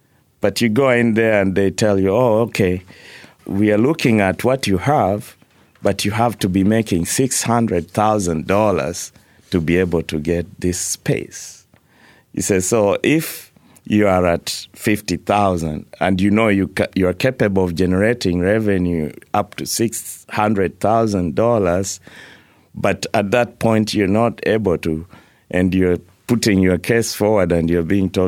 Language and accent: English; Kenya; moved away; So, for example, I moved here from Kenya. I arrived here with $60 in my pocket.